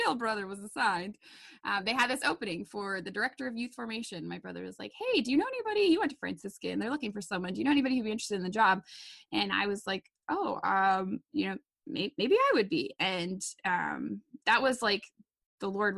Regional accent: Wisconsin, United States; also born or lived in Dayton, Ohio; I'm from Wisconsin, for all you out there who are detecting my accent. Born and raised, well, I was actually born in Dayton, but moved here really as a young child. So raised in Wisconsin

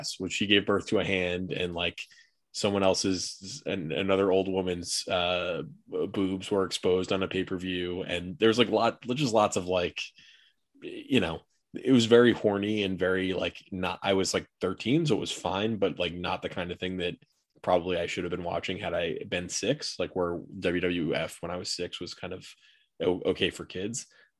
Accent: Jupiter, Florida, United States; I'm from Jupiter, Florida

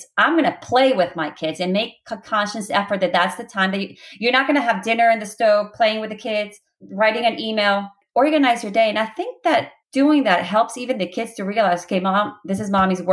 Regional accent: Guatemala; I am Spanish. I'm from Guatemala.

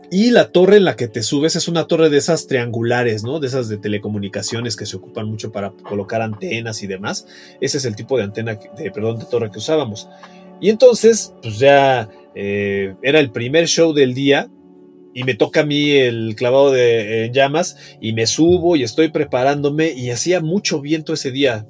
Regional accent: Mexico City, Mexico; Yo nací en la Ciudad de México en 1970, particularmente en Tlatelolco y pues tuve una niñez normal para esas épocas

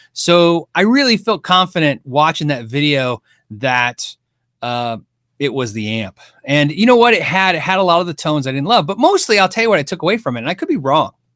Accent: United States; I'm American

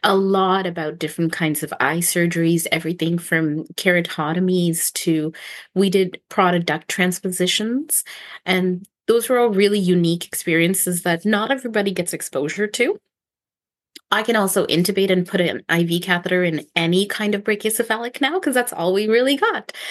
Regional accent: Ontario, Canada; moved away as an adult; now in Victoria, Canada; I'm from Ontario

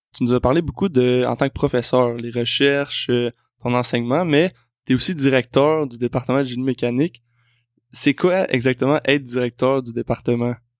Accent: South Shore of Montreal, Quebec, Canada; Je suis quelqu'un qui vient de la rive sud de Montréal, donc euh, c'est mon coin de pays

